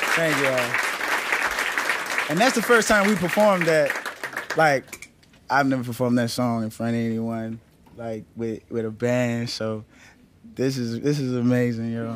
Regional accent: New Orleans, Louisiana, United States; I'm from New Orleans

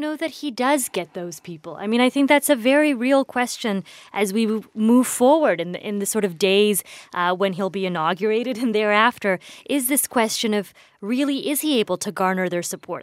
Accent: Indiana, United States; growing up in Indiana

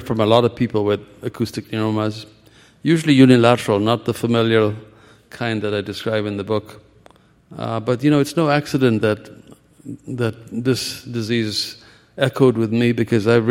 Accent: Ethiopia; moved away as an adult; also born or lived in India; now in United States; I was born in Ethiopia and began medical school there before. I spent, you know, 3 years there, and then civil war displaced me. I came to America

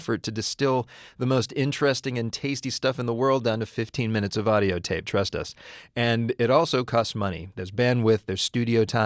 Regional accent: Pittsburgh, Pennsylvania, United States; moved away; as a Pittsburgher because in my hometown, people put their kids on the waiting list for season tickets for the Steelers

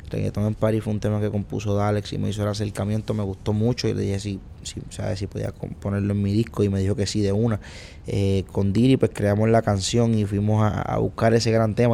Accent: Puerto Rico; also born or lived in New York, United States; yo nací en Puerto Rico, eh, crecí en Puerto Rico, que mis padres dominicanos, eh, me crié con mi abuela y eso, tuve sí, mitad dominicano y mitad boricua. Luego viví en Nueva York, en New York algunos tres años, dos años y medio. Luego volví a Puerto Rico

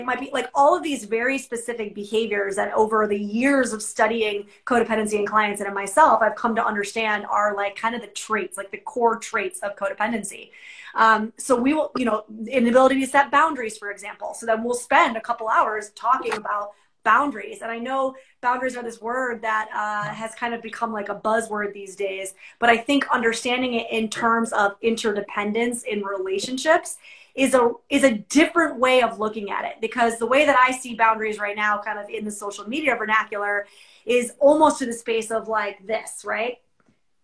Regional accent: New York, United States; I'm a New Yorker

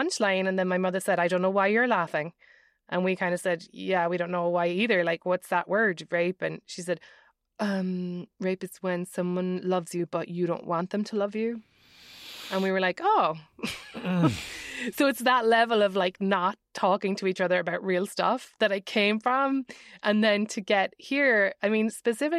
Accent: Ireland; now in United States; as an Irish person

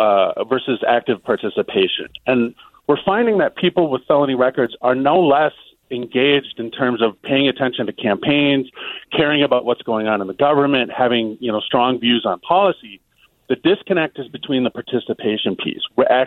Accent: Minnesota, United States; now in College Park, Maryland, United States; I'm also from Minnesota

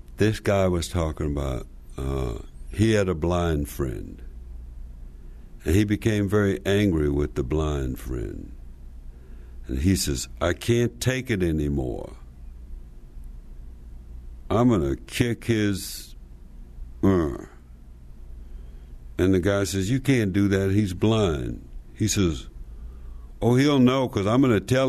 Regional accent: Slab Fork, West Virginia, United States; I'm from Slab Fork, West Virginia

